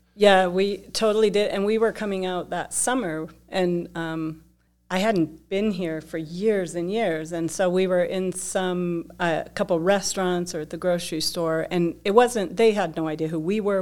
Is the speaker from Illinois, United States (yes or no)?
no; Dillon, Colorado, United States; I grew up in Dillon, Colorado, tiny town